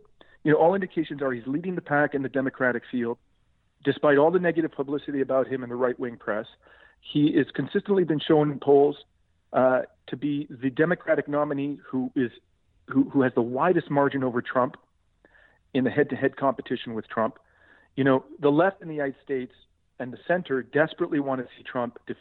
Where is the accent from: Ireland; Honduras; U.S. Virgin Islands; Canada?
Canada; as a Canadian citizen